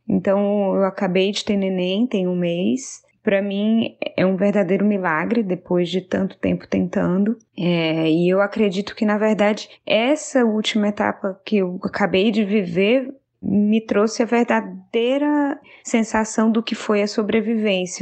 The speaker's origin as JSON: {"language": "Portuguese", "town": "Fortaleza", "region": "Ceará", "country": "Brazil", "moved": "yes", "lives_now": "Atlanta, United States", "said": "Eu sou de Fortaleza, mas atualmente moro em Atlanta, nos Estados Unidos"}